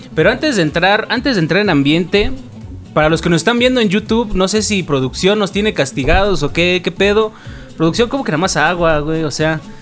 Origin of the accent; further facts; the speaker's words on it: Mexico City, Mexico; now in Oaxaca, Mexico; como buen este chilango que llegué a, Oaxaca